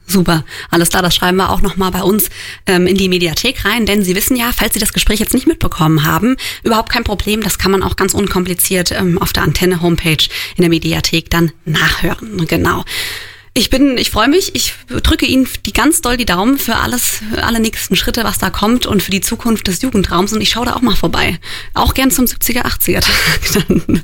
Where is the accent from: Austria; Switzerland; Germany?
Germany; Roxheim, Rhineland-Palatinate; Ich bin auch aus dem Ort